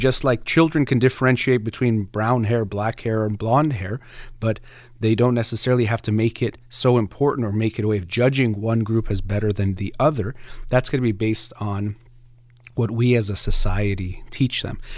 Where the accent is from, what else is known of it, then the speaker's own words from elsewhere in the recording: United States; first language Persian; English is a second language; I was born in the United States to two, um, Iranian immigrants, and they actually spoke a Persian to me first.